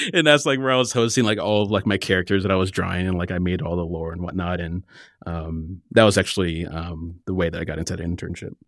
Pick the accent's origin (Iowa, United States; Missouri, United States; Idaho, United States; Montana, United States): Iowa, United States; Cedar Rapids; moved away; also born or lived in Southern California / Portland; I grew up in the Midwest in Cedar Rapids, Iowa